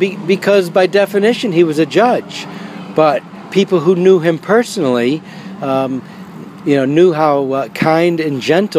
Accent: New Bedford, Massachusetts, United States; I grew up in New Bedford, Massachusetts. And I'm one of 11 … that have risen the ranks of Camp Avoda.

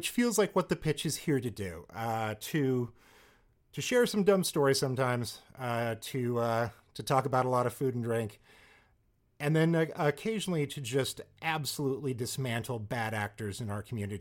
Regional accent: Salina, Kansas, United States; moved away; my hometown of Salina, Kansas.

